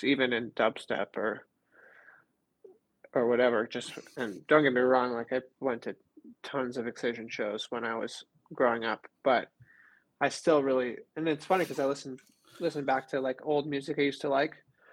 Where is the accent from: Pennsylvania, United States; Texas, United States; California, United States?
California, United States; Southern; I grew up in Southern California